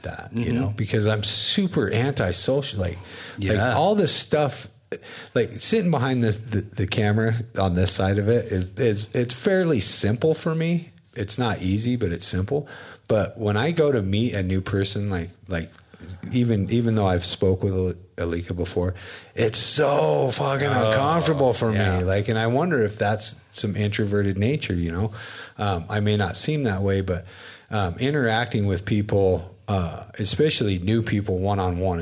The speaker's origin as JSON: {"language": "English", "region": "Wyoming", "country": "United States", "tie": "born or raised there", "moved": "yes", "lives_now": "Utah, United States", "said": "where I grew up in Wyoming, in a trailer park in an oil-filled town"}